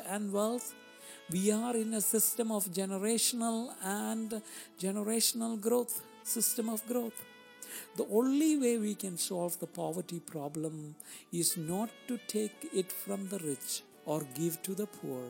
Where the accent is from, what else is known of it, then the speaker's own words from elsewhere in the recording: India; moved away; When I grew up in India